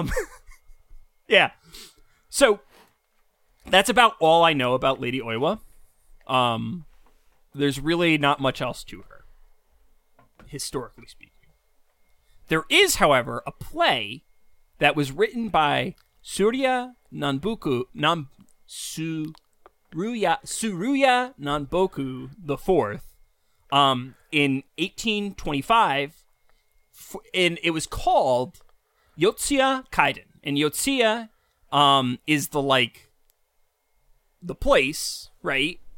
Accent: New York, United States; as a New Yorker

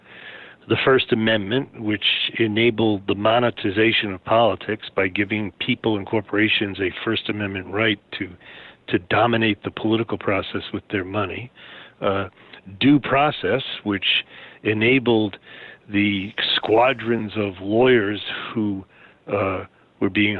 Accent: New York City, New York, United States; I grew up in Queens, New York

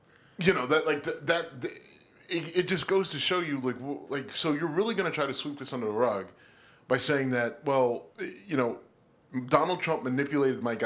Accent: United States; I am an American kid through and through.

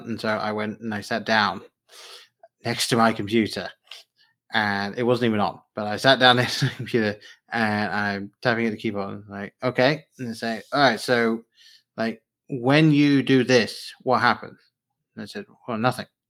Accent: England, United Kingdom; now in United States; I grew up in England at the time the books were coming out

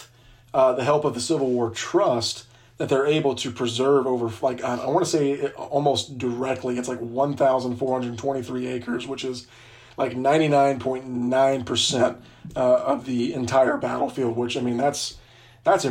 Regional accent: Gulf South, United States; growing up in the Gulf South

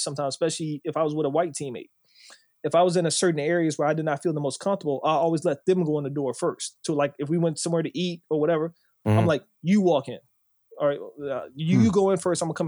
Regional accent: Bowie, Maryland, United States; I grew up in Bowie

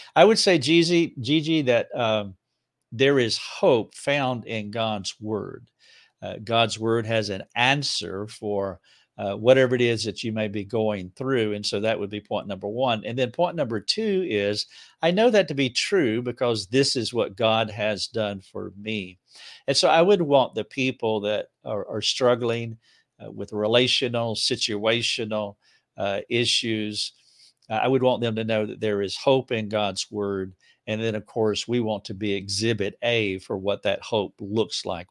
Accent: Charlotte, North Carolina, United States; now in Greenville, United States; I'm from right outside of Charlotte, North Carolina, so it's just a hundred miles away

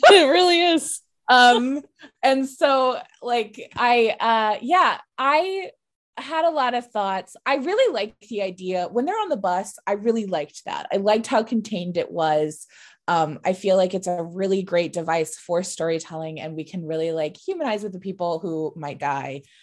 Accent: United States; when I say hometown, I mean, like, a suburb of D C

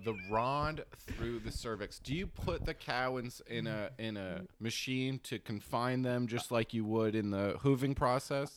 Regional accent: New Jersey, United States; I'm from New Jersey. I was from, like, a rural part

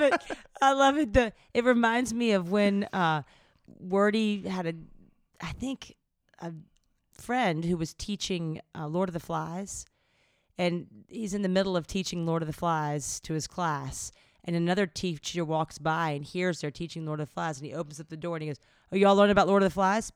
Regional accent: the South, United States; growing up in the South

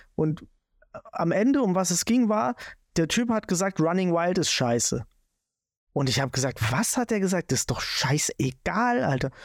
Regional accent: Swabia, Germany; ich bin Schwabe

